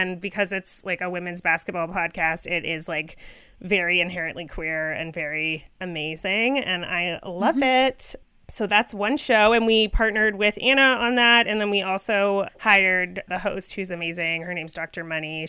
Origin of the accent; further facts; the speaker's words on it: Canada; I am Canadian